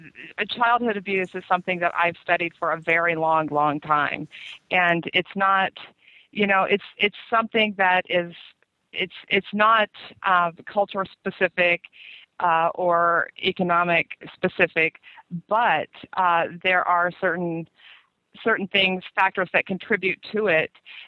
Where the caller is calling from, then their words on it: Missouri, United States; I'm calling from Missouri.